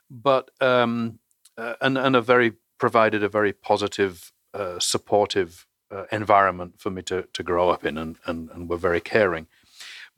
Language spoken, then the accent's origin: English; England, United Kingdom; moved away; as probably my accent suggests, I was born in England